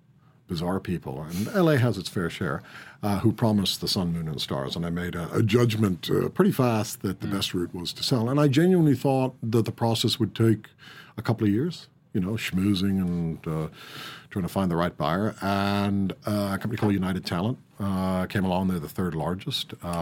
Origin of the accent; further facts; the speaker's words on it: Ireland; Do I see myself as Irish? Yeah, I do. But I think I have to persuade people that I'm Irish because they listen to my accent and say, oh, really?